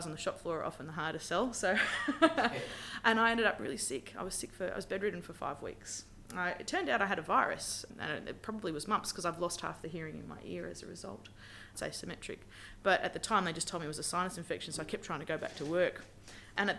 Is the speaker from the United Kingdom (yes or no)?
no; Brisbane, Queensland, Australia; moved away as an adult; also born or lived in Kalgoorlie, Western Australia; now in Western Australia, Australia; I'm from Brisbane originally